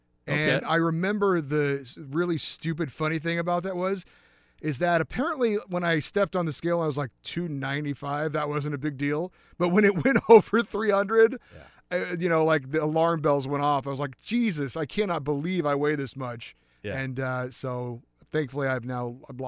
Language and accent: English; California, United States; Well, I did not grow up in Southern California. I grew up in Central California.